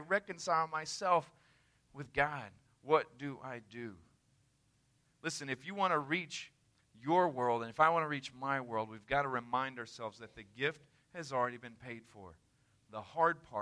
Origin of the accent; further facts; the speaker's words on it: the South, United States; I'm from the South